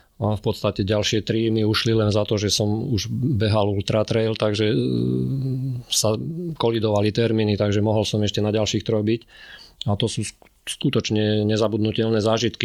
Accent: Zemianske Kostoľany, Trenčín Region, Slovakia; keď som mal necelé dva roky, tak sme sa presťahovali do Zemianských kostolian a tam vlastne som prežil detstvo a som tam až do dnes

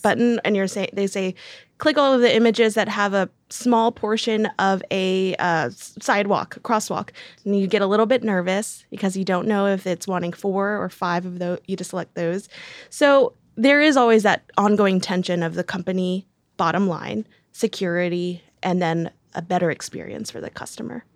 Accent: Decatur, Alabama, United States; I was born in Decatur, Georgia, and then my fun fact is that I moved to Decatur, Alabama

